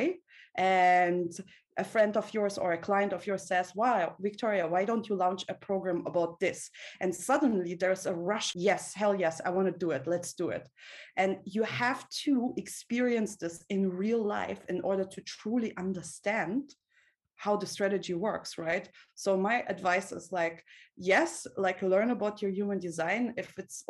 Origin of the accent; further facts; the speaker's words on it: Russia; I was born in Soviet Russia